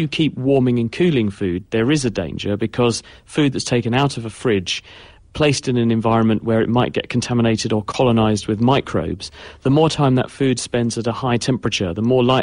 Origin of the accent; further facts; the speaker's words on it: Darlington, North East England, United Kingdom; moved away; also born or lived in Cambridge; it's a place called Darlington, is near Middlesbrough, which is northeast